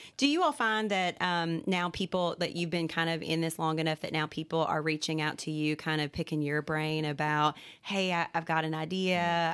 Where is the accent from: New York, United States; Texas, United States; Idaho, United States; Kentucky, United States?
Kentucky, United States; Central; moved away as an adult; also born or lived in Morehead, Kentucky / Hazard, Kentucky; I'm from Central Kentucky originally